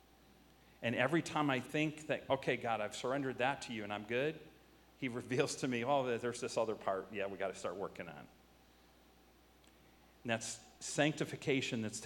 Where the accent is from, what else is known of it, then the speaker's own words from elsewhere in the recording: United States; I'm an American